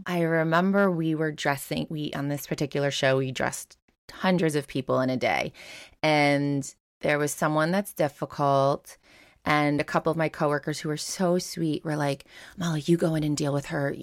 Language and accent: English; Long Island, New York, United States; we grew up on Long Island